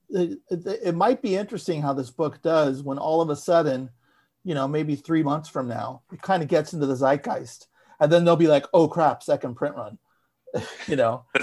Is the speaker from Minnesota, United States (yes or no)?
no; San Francisco, California, United States; Growing up in a dreary suburb of San Francisco in the 1980s in a working class family